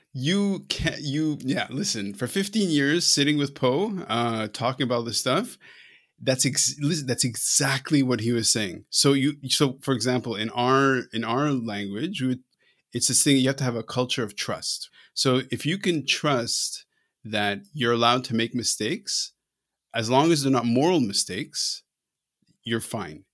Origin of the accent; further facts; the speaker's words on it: Canada; I'm Canadian